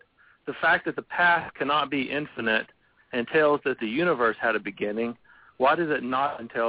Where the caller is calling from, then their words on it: Abilene, Texas, United States; I'm calling from Abilene, Texas.